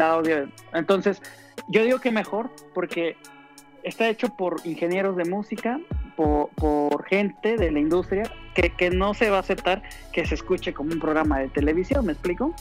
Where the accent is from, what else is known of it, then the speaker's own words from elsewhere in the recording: Mexico City, Mexico; yo soy de Iztapalapa para el mundo